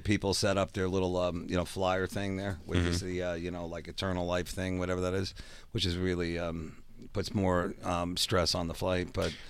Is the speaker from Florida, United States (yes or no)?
no; Long Island, New York, United States; growing up on Long Island, we were always afraid of cults.